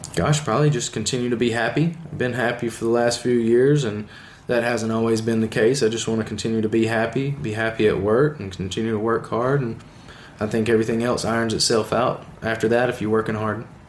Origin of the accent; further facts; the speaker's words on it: the South, Alabama, United States; I'm from the South